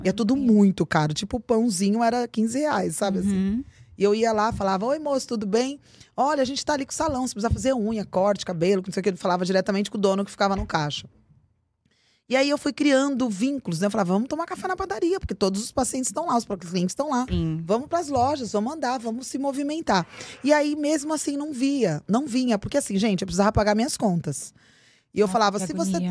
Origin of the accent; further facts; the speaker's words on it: Cuiabá, Mato Grosso, Brazil; now in São Paulo, Brazil; E eu morava em Cuiabá, Mato Grosso, sou de São Paulo. Meus pais foram para lá, eu tinha seis anos de idade